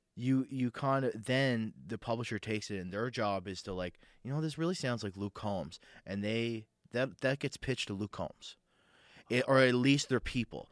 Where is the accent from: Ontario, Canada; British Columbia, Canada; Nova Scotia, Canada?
Nova Scotia, Canada; Sydney; moved away; I grew up in Sydney, I grew up in Cape Breton